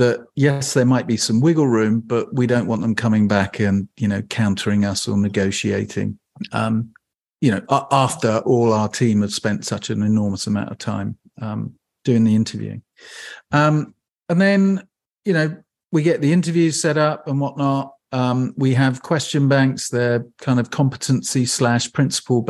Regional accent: England, United Kingdom; now in Bainbridge Island, United States; I'm from England

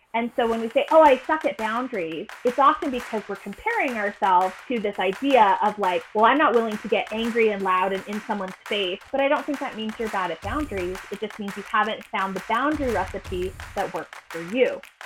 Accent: Utah, United States; also born or lived in Massachusetts; I am from Utah, and Utah has a very prominent, dominant religious culture, the, the Mormons. I'm not Mormon, but I did grow up here

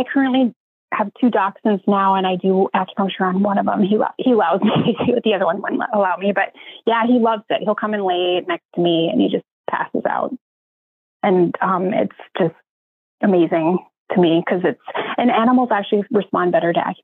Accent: North Dakota, United States; moved away as an adult; also born or lived in Oregon; now in Columbus, United States; I'm originally from North Dakota

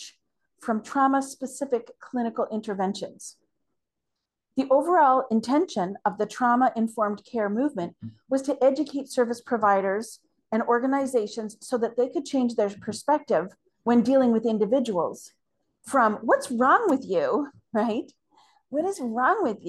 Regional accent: Canada; as a Canadian

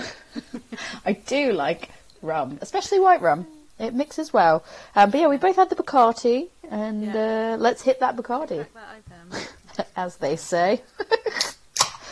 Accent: United States; now in United Kingdom; as an American

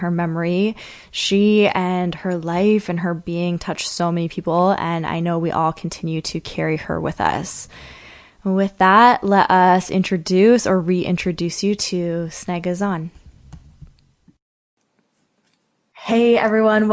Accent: Kingston, Ontario, Canada; moved away; Queen's University in Kingston, Ontario, which is actually my hometown

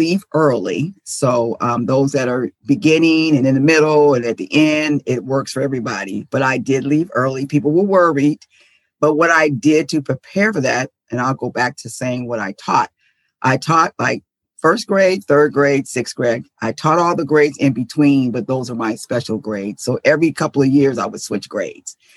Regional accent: San Diego, California, United States; moved away as an adult; now in Dallas, United States; I'm originally from San Diego. That's where I taught. And then I moved to Texas because I like adventure. So that's where I am now, in Dallas, Texas.

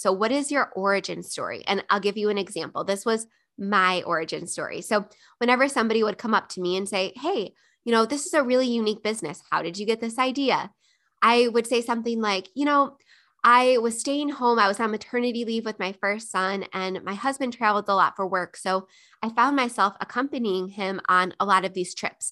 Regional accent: Buffalo, New York, United States; moved away; Buffalo, New York, my hometown

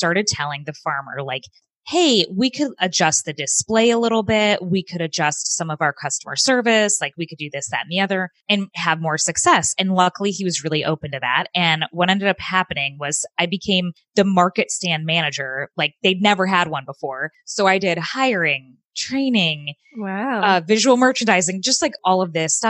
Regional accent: Phoenix, Arizona, United States; I grew up in Phoenix, Arizona.

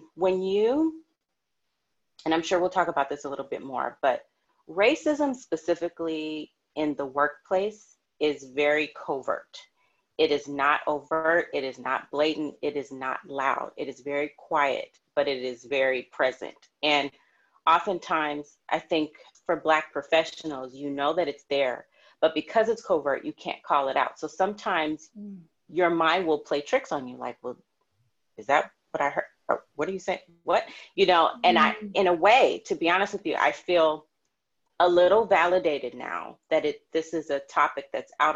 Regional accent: Los Angeles, California, United States; I'm from LA, I was also raised during the LA riots. And I was 10 or 11 years old

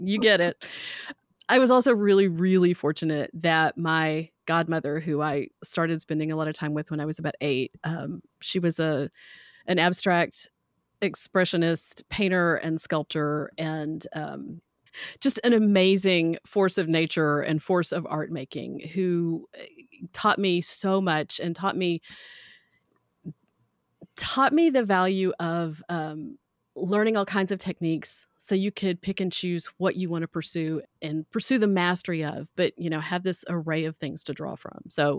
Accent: the South, United States; So I grew up in the South. I don't have near as much of an accent as my grandparents all did.

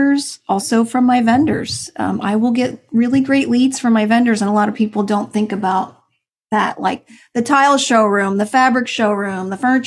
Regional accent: New Jersey, United States; moved away; I'm originally from New Jersey

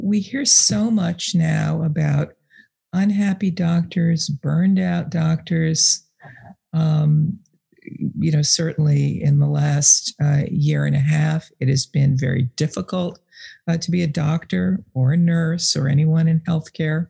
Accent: New York, United States; moved away as an adult; also born or lived in Boston area; now in Boston, United States; I grew up in New York, but I've lived here in the Boston area for 30 years

